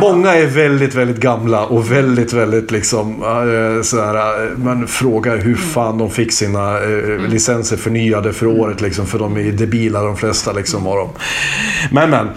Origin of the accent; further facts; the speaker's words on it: Hälsingland, Gävleborg County, Sweden; moved away; precis som jag, från Hälsingland